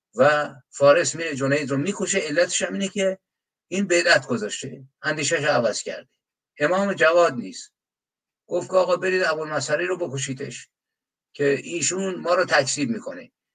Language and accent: Persian; Iran; به عنوان یک ایرانی